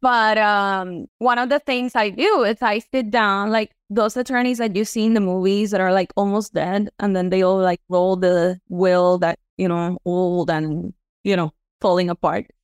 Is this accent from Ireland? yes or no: no; Puerto Rico; moved away as an adult; now in Florida, United States; I am from Puerto Rico, born and raised, and then I moved here to Florida. in two thousand and ten